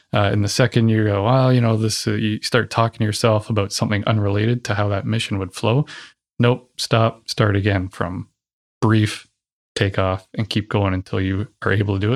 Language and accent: English; Ontario, Canada; So I'm from Ontario